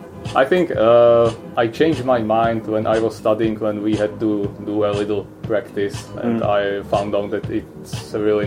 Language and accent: English; Czechia; English is a second language; Well, I'm from Czech Republic.